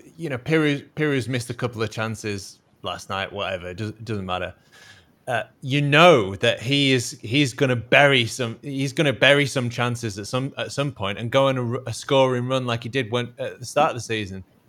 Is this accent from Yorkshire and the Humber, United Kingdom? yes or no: yes; Yorkshire and the Humber, United Kingdom; especially as a as a Yorkshireman